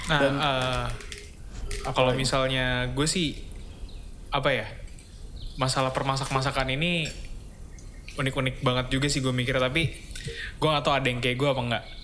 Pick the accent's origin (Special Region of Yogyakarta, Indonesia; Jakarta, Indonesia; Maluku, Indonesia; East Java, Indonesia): East Java, Indonesia; Gue orang Jawa Timur. Petis tuh Jawa Timur cuy.